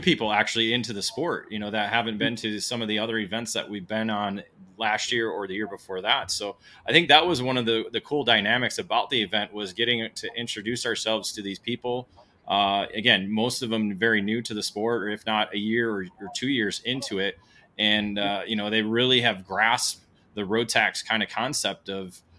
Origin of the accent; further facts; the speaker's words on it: United States; as an American